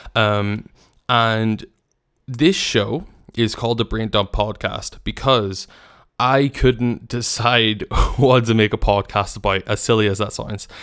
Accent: Northern Ireland, United Kingdom; I come from Northern Ireland, as I've mentioned, and it's a very small country where we defeat ourselves a lot

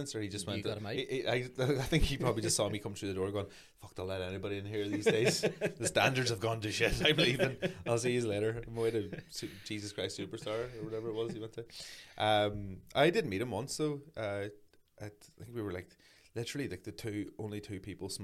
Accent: Aughnacloy, Northern Ireland, United Kingdom; I'm just a small town boy born and raised in Achnacloy.

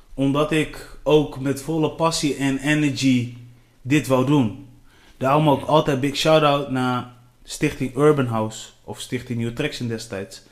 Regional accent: Delfzijl, Groningen, Netherlands; ik kom uit Delcel

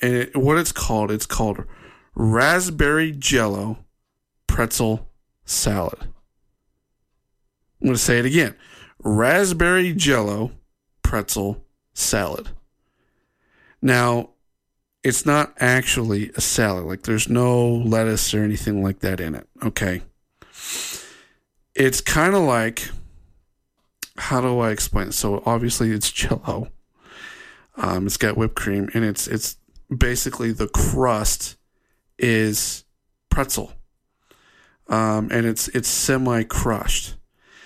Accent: Ohio, United States; now in Utah, United States; since living in Utah, growing up in Ohio, and then coming out here and living in Utah

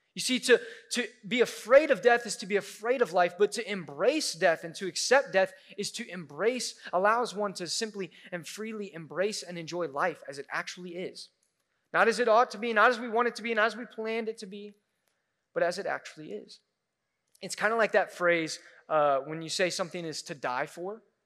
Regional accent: Midwest, United States; we're from the Midwest, so we eat casseroles

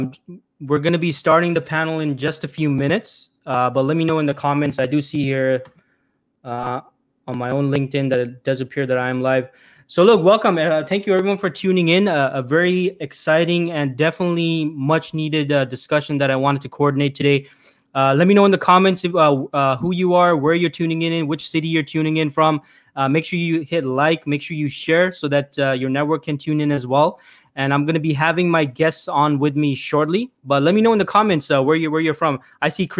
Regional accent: Toronto, Ontario, Canada; born or raised there

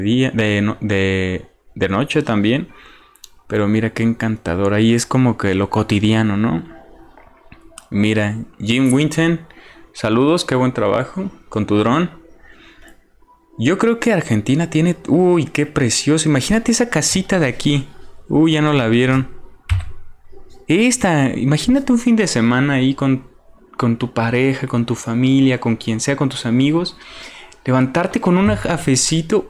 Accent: Mexico; yo soy mexicano

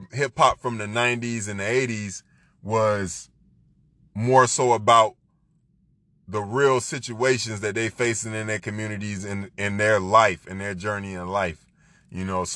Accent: Florida, United States; I'm from Florida

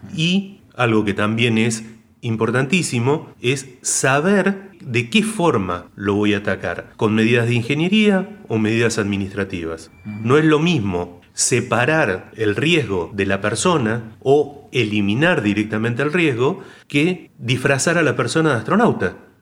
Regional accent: northern Santa Fe, Argentina; yo soy del norte de Santa Fe, soy santafecino

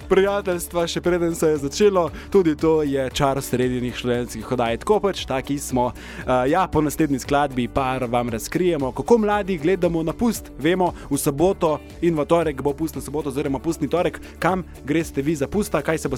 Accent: Slovenia; Slovenci smo kulturen narod.

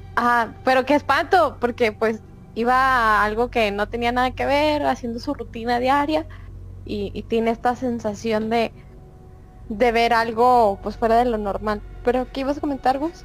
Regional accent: Mexico; nosotros como mexicanos, mexicanos

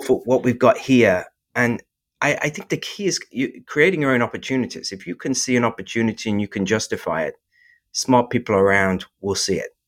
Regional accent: England, United Kingdom; moved away as an adult; now in North Carolina, United States; I was born in England

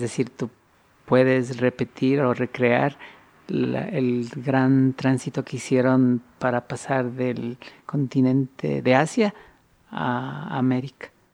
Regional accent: Quito, Pichincha, Ecuador; born or raised there

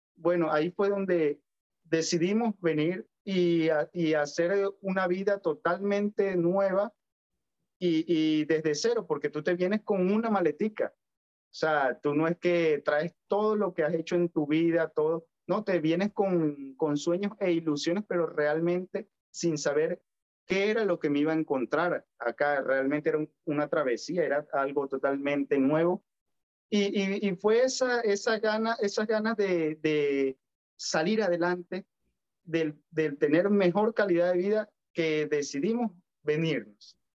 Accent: Valera, Trujillo, Venezuela; moved away as an adult; now in Santiago, Chile; fue allá donde me formé, en mi querida Valera, donde aprendí todo esto y todos mis valores

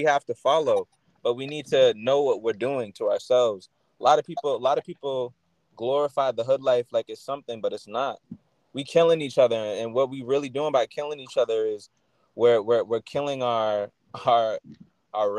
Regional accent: Boston, Massachusetts, United States; where I grew up in Roxbury

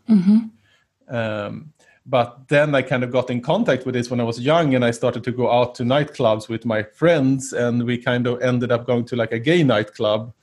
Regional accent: Sweden; growing up in Sweden during the 80s

